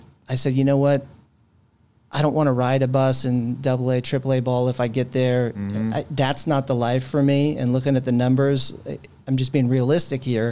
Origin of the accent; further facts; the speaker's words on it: San Francisco, California, United States; also born or lived in Redwood City, California; Born and raised in San Francisco, Bay Area kid.